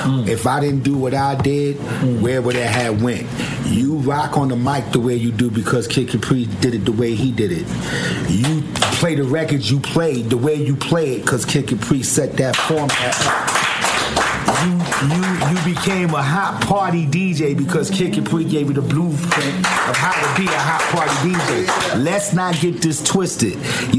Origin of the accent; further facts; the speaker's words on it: New York, United States; I love New York. I'm from New York, but I don't like how New York is moving a little bit